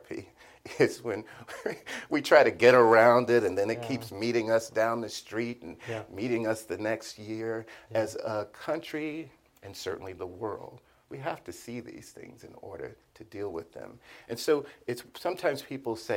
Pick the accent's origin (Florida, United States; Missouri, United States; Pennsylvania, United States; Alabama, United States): Florida, United States; Miami; I'm from Liberty City